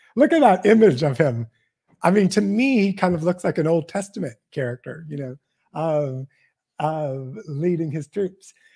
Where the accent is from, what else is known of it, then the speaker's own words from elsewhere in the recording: Washington, District of Columbia, United States; I'm from Washington, D C